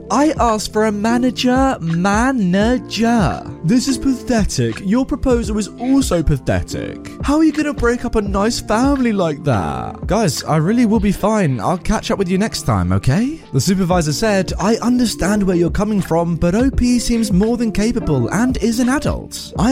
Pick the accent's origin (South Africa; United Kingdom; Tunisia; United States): United Kingdom; Caernarfon, Wales; I'm sorry about these pronunciations, which made me really happy because I'm from Caernarvon.